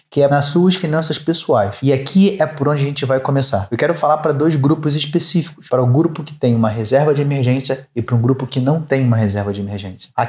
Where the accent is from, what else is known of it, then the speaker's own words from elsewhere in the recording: São Paulo, Brazil; Para quem não sabe, eu sou aqui da cidade de São Paulo